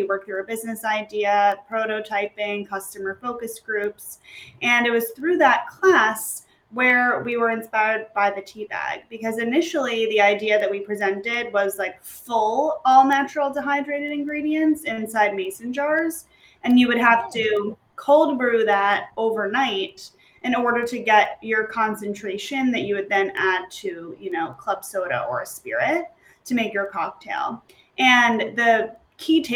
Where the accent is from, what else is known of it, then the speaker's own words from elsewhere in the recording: New York, United States; I'm from New York